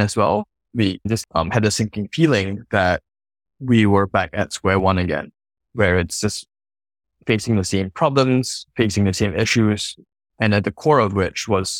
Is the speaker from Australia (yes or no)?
no; Singapore; I'm originally from Singapore, grew up really middle class